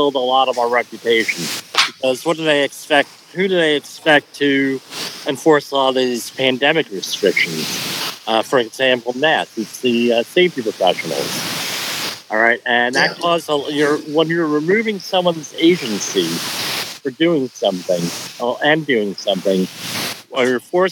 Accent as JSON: {"language": "English", "town": "Colonia", "region": "New Jersey", "country": "United States", "tie": "born or raised there", "said": "Colonia, New Jersey, my hometown, it's part of Woodbridge Township"}